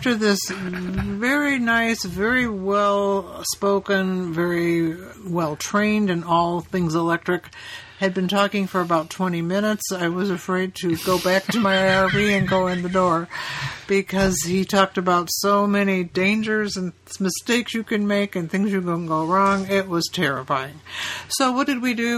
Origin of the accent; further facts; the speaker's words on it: Chicago, Illinois, United States; we're from Chicago.